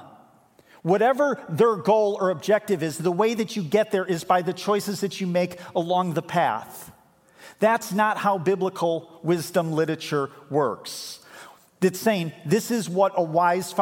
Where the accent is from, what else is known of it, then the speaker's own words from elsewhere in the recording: Chicago, Illinois, United States; moved away as an adult; now in Grand Haven, United States; I grew up in Chicago. This is kind of my home turf